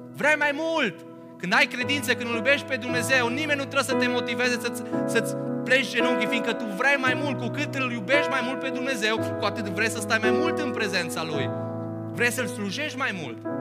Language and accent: Romanian; Romania; noi venim dintr-un popor român